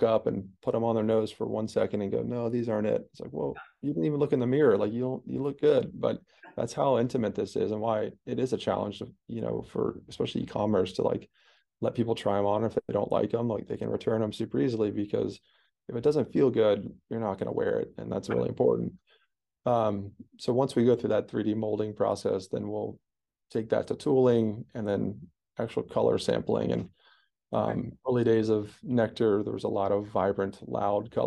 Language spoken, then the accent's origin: English; East Coast, United States; where we grew up on the East Coast